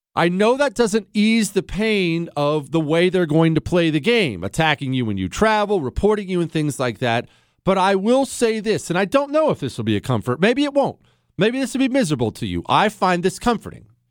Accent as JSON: {"language": "English", "town": "Bozeman", "region": "Montana", "country": "United States", "tie": "born or raised there", "also_born_or_lived": "the Rockies", "moved": "yes", "lives_now": "Texas, United States", "said": "I grew up in the Rockies. I moved to Bozeman, Montana when I was a kid"}